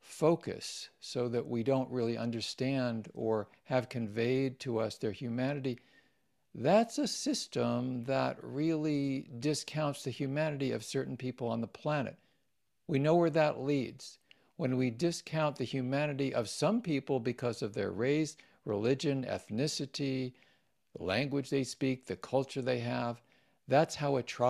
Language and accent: English; Washington, D.C. area, United States; I grew up mostly in the Washington, D.C. suburbs, and Judaism was part of our household.